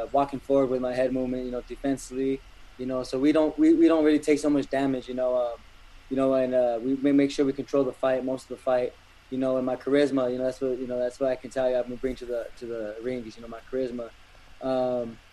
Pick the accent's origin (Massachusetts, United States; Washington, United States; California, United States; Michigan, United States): California, United States; Los Angeles; We're here in Los Angeles, my hometown